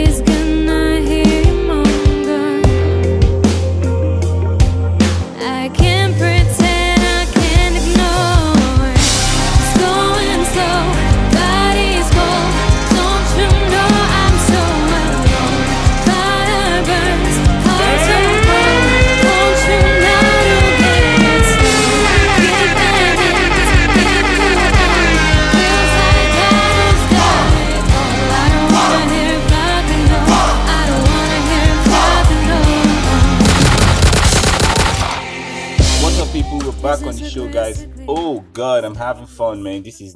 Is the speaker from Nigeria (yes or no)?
yes; Nigeria; I'm from Nigeria